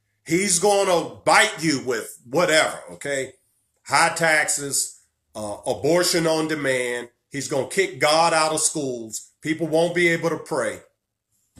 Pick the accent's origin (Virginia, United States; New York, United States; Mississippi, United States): Virginia, United States; my home state of Virginia